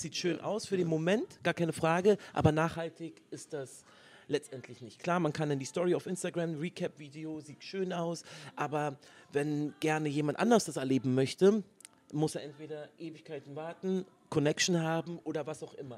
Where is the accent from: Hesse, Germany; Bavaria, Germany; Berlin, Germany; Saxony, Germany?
Berlin, Germany; Berlin ist the place to be, ist meine Heimat